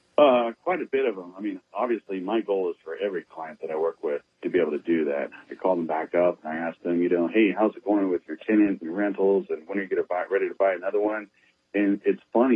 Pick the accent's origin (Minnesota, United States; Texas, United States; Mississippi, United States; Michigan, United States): Texas, United States; San Antonio; born and raised in San Antonio